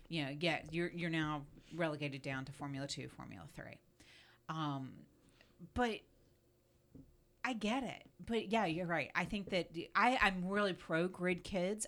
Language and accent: English; Florida, United States; I grew up in Florida